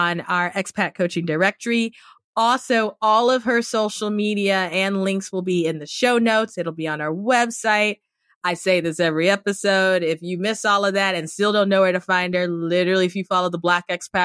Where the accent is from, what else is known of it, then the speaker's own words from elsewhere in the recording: Cameroon; now in United States; I grew up in Cameroon in West Africa